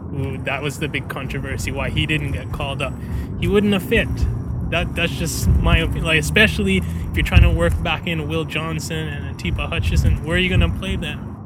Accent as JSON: {"language": "English", "country": "Canada", "said": "I'm Canadian"}